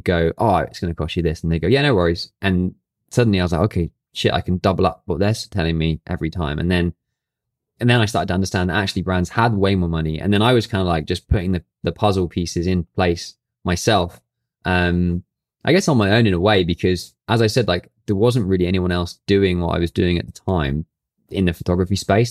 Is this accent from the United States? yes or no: no; Brighton, South East England, United Kingdom; now in London, United Kingdom; Brighton and which is my hometown